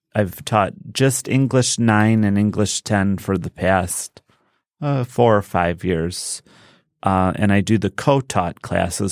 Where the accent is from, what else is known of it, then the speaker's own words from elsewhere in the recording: Westland, Michigan, United States; also born or lived in Dearborn, Michigan / South Lyon, Michigan; I grew up in Westland until I was in s, uh, eighth grade.